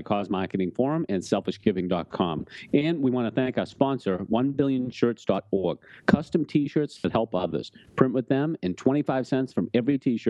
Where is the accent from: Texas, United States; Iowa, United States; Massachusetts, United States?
Massachusetts, United States; Boston; accent: Boston; my Boston accent